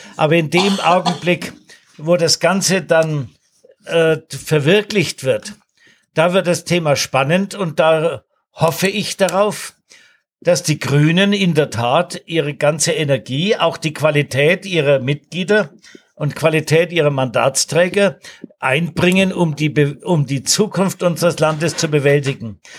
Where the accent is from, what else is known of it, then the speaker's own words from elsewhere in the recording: Nuremberg, Bavaria, Germany; meiner Heimatstadt Nürnberg